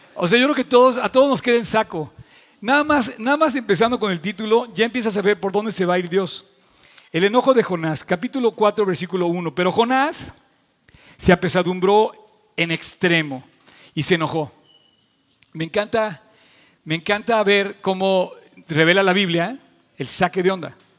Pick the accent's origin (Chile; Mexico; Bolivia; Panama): Mexico